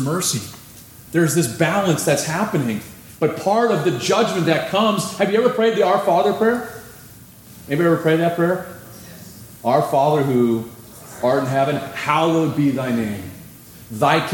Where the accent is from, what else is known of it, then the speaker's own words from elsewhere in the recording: California, United States; I'm from California.